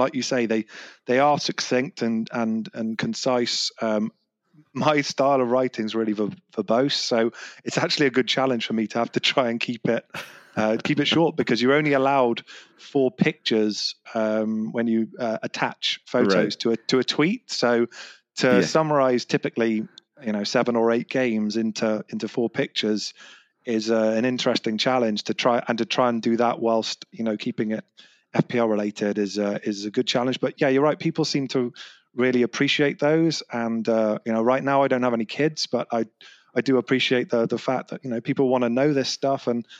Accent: London, United Kingdom; now in Bristol, United Kingdom; Okay, so accent's probably given it away, but I'm from England. I live in Bristol in the southwest of England. But I'm a West Ham fan, so I was born just outside of London and grew up supporting West Ham.

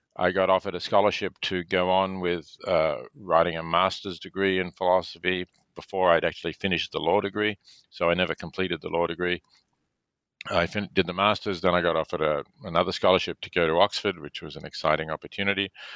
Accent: Melbourne, Victoria, Australia; I was born in Melbourne, Australia

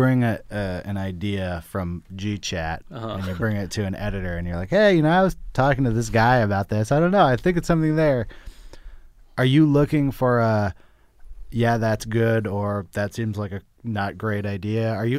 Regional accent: Berkeley, California, United States; I grew up in Berkeley.

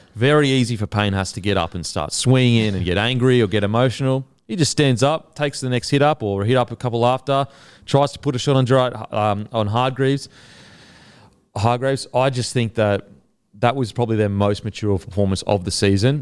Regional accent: Queensland, Australia; as a Queenslander

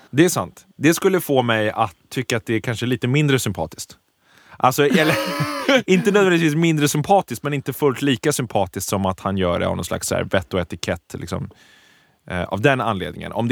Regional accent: Prague, Czechia; now in Sweden; Prag är min hemstad.

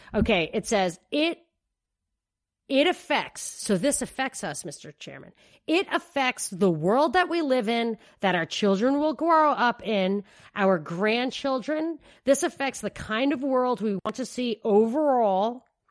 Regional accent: New York City, New York, United States; as a New Yorker

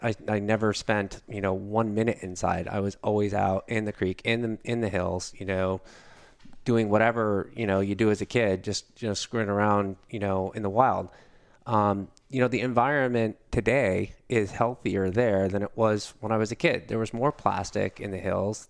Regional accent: Pleasanton, California, United States; I grew up in California. I grew up in a town called Pleasanton, cow town, 1981, 13,000 people

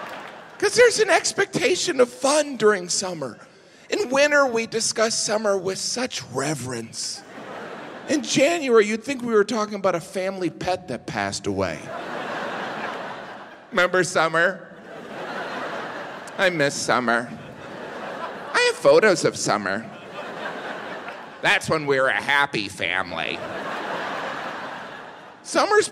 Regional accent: Midwest, United States; I'm from the Midwest

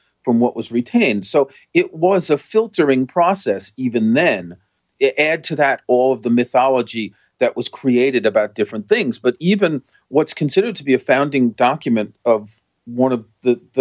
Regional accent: New York, United States; moved away as an adult; I grew up in New York

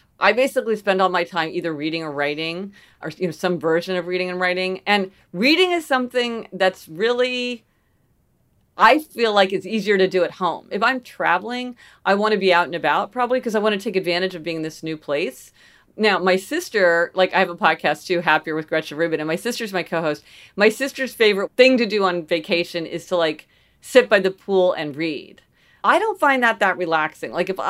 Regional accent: Kansas City, Missouri, United States; also born or lived in New Haven; So I grew up in Kansas City, Missouri, which is sort of, you know, Midwestern city, and spent a lot of time in New Haven for many years.

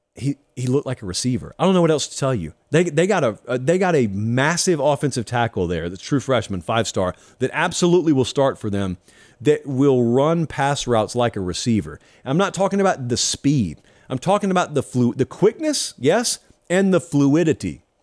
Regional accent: United States; I only ever went to chain steakhouses because I grew up in Harris County.

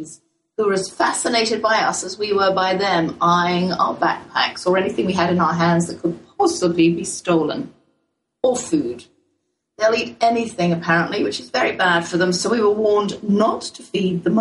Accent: England, United Kingdom; accent: English; now in United States; my boldest English accent

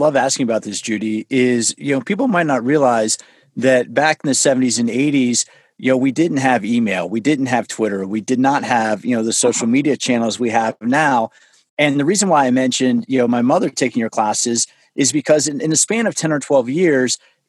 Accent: United States; I grew up outside the Washington, D.C. area.

